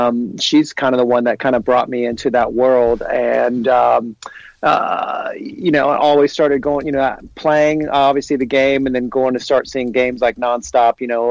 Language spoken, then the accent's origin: English; Cincinnati, Ohio, United States; I grew up in Cincinnati, played baseball a little bit as a kid.